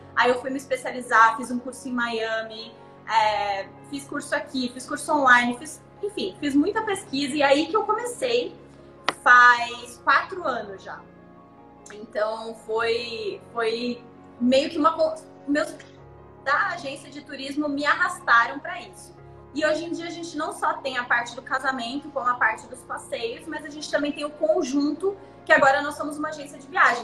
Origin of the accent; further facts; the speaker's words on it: Brazil; moved away as an adult; now in Cancún, Mexico; Eu nasci no Brasil, sou brasileira